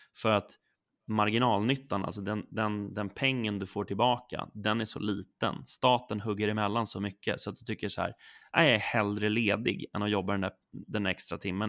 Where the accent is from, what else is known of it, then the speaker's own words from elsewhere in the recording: Sollentuna, Stockholm County, Sweden; now in Stockholm, Sweden; jag är uppväxt i Sollentuna, norr om Stockholm, och jag bor nu inne i Stockholm